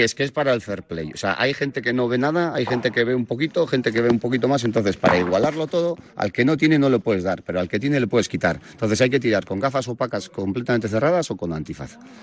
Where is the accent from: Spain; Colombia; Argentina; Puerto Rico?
Spain; Ondarroa, Basque Country; soy de Ondarroa, un pueblo pequeño, tenía por ahí el monte, vertederos, latas de tomate